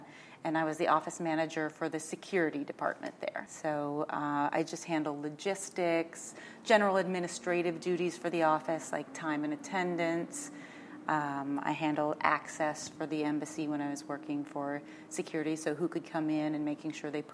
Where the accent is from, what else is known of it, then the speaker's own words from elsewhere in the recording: South Dakota, United States; moved away as an adult; being raised on a farm and a ranch in rural South Dakota